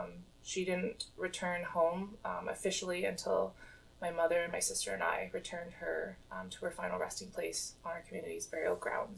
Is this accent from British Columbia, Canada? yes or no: yes; Chilliwack, British Columbia, Canada; I was raised in BC, mostly in Chilliwack, not in Chilliwack right now, which has been my home for the last 28 years. I am Kluani First Nation, and we are Southern Tishoni descent